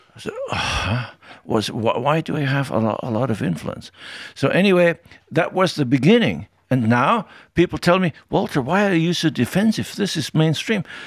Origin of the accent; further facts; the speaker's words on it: Tyrol, Austria; I grew up in Tyrol, and there we learned very early you better say what you think